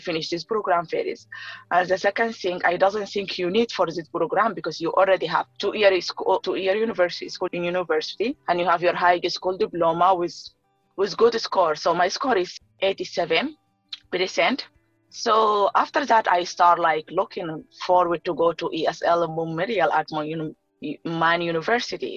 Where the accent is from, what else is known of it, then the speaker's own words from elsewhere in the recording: Darfur, Sudan; English is a second language; moved away as an adult; also born or lived in Khartoum, Sudan; now in St. John's, Canada; I am originally from Sudan, Darfur. I grew up there